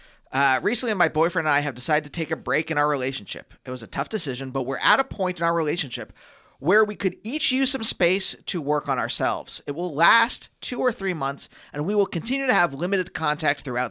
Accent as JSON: {"language": "English", "country": "United States", "tie": "born or raised there", "said": "I grew up in American culture"}